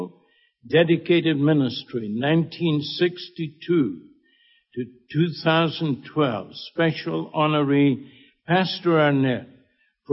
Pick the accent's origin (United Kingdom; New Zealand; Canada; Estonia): United Kingdom; Scotland; now in Bahamas; I'm Scottish